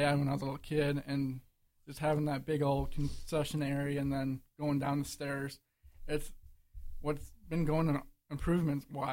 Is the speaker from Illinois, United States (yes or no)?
yes; Illinois, United States; I was born and raised in Illinois